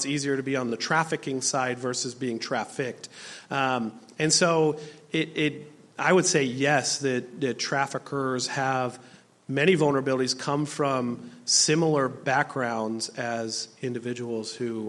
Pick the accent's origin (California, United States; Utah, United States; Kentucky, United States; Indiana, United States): Utah, United States; I'm from Utah, and we don't have that same immigration that is here in Alaska